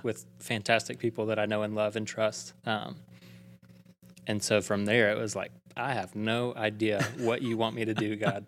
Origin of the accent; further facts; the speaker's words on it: Prattville, Alabama, United States; now in Auburn, United States; I'm originally from Prattville, Alabama